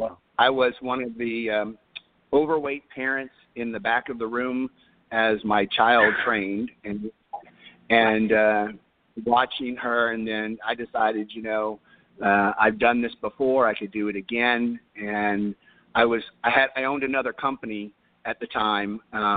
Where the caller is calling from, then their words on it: Cypress, Texas, United States; I'm calling from Cypress, Texas, which is about 30 minutes northwest of Houston.